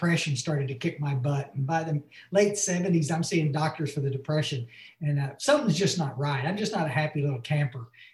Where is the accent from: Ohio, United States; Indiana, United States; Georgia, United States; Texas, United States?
Texas, United States; Ingram; I grew up here in the Hill Country, and actually I was born out in West Texas.